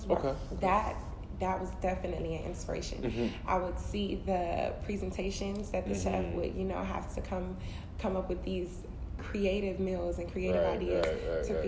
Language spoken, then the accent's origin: English; Fort Lauderdale, Florida, United States; also born or lived in Miami, Florida; now in Atlanta, United States; I was raised in Fort Lauderdale, Florida